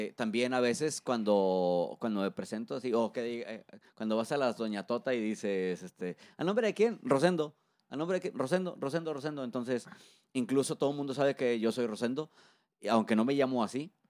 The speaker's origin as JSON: {"language": "Spanish", "town": "Monterrey", "region": "Nuevo León", "country": "Mexico", "said": "soy un locutor de Monterrey, Nuevo León, ya con más de 15 años de trayectoria."}